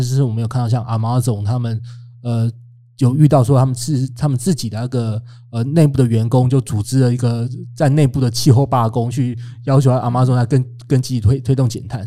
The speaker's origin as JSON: {"language": "Chinese", "country": "Taiwan", "said": "我们台湾很多的卡车可能就是本来是买，买二手的"}